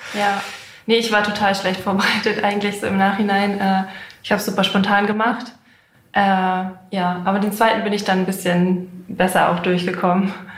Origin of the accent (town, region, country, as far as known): Hanover, Lower Saxony, Germany; born or raised there